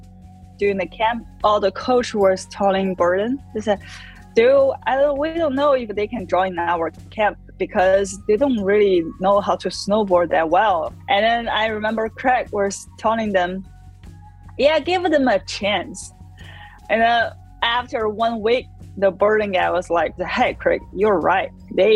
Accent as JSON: {"language": "English", "country": "China", "said": "I'm from China, and I'm a snowboarder."}